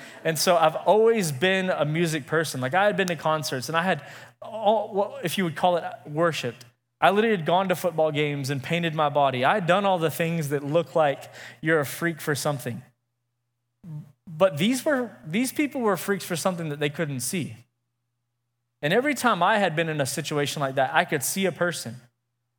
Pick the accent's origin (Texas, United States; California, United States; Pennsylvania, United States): Texas, United States; Midland; also born or lived in Lubbock; I'm from Midland originally